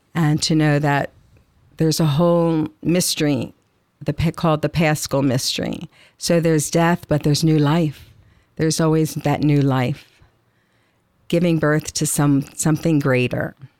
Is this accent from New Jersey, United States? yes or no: yes; Atlantic City, New Jersey, United States; moved away; also born or lived in Illinois; I grew up in Atlantic City, so I'm an ocean girl, actually, but When I lived, I, I think, seven or eight years in Illinois